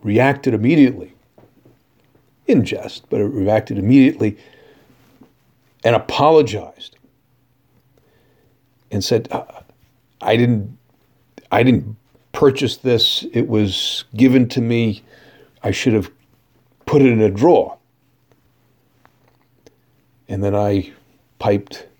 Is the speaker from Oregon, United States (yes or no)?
no; New Jersey, United States; I come from the New York area, grew up in New Jersey